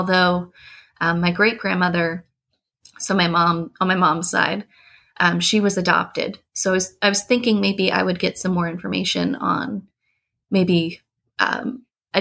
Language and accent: English; about 40 minutes north of Baltimore, Northern Maryland, United States; We grew up in Northern Maryland, about 40 minutes north of Baltimore.